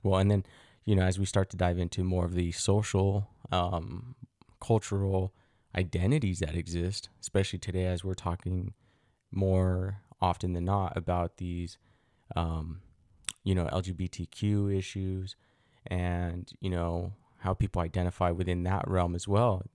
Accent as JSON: {"language": "English", "region": "Utah", "country": "United States", "tie": "born or raised there", "also_born_or_lived": "Mexico", "said": "growing up in Utah"}